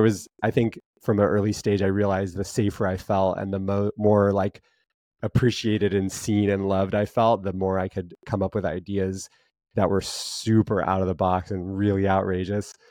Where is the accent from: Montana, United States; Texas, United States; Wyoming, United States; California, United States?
Montana, United States; growing up in Montana